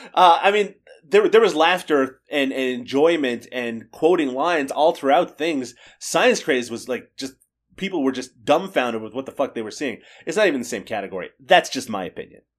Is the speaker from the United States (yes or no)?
no; Canada; I'm Canadian